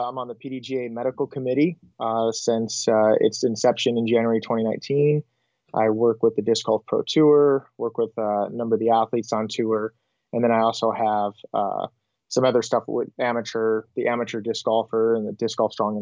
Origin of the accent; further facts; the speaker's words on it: Southern California, United States; moved away as an adult; now in Monterey, United States; Growing up in Southern California